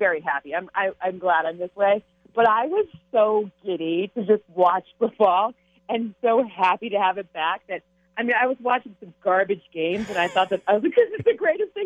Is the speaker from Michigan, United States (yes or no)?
yes; Michigan, United States; I grew up in Michigan